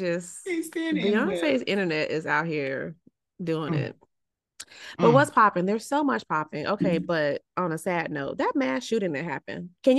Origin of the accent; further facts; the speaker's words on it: Florida, United States; we're from Florida.